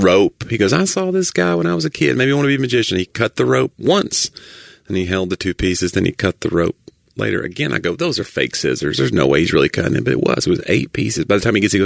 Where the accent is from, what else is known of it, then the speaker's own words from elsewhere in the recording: the South, United States; I'm from the South